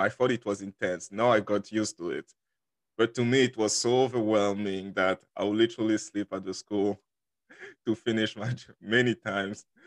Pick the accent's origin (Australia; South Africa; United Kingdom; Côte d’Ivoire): Côte d’Ivoire; first language French; English is a second language; moved away as an adult; also born or lived in Dallas, Texas; now in Houston, United States; I was originally in Ivory Coast after I finished high school